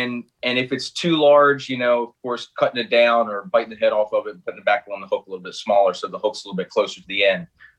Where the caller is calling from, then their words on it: Maryland, United States; from Northeast Maryland, right over the bridge from y'all.